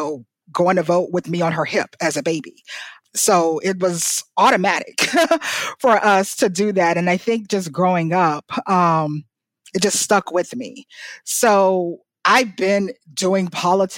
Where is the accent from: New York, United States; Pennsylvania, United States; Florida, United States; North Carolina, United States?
Florida, United States; North; I grew up in the South, North Florida, which is still the South